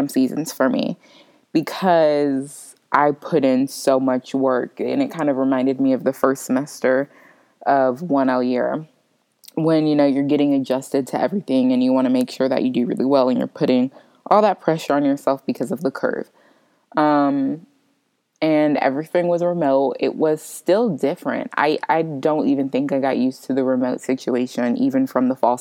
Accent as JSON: {"language": "English", "region": "Florida", "country": "United States", "moved": "yes", "said": "I'm originally from Florida"}